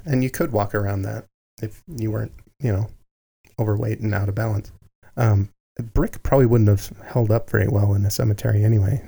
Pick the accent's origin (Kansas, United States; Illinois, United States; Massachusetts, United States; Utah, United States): Utah, United States; Salt Lake City; growing up in downtown Salt Lake City